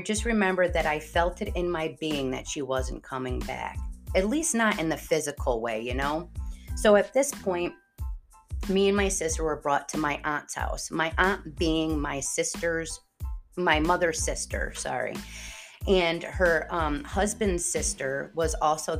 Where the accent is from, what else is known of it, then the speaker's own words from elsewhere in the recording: East Haven, Connecticut, United States; I was originally born and raised in Connecticut, and not the Connecticut a lot of people know about, like Greenwich area. Rather, drop down to the bottom of Connecticut, where East Haven is, and we call it Staven. I grew up talking like this